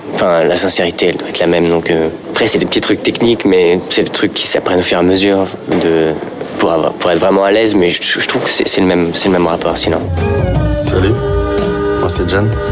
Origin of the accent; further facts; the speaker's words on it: Paris, Île-de-France, France; Je suis parisien